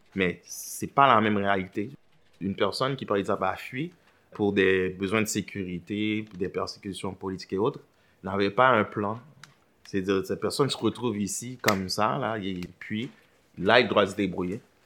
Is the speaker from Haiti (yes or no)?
yes; Port-au-Prince, Ouest, Haiti; moved away as an adult; now in Montreal, Canada; je suis originaire d'Haïti. Je suis né à Port-au-Prince